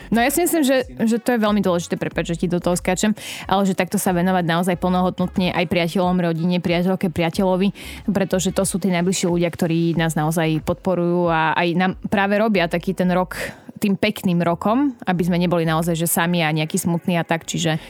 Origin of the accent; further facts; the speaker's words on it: Liptov, Žilina Region, Slovakia; now in Bratislava, Slovakia; bola som doma na Liptove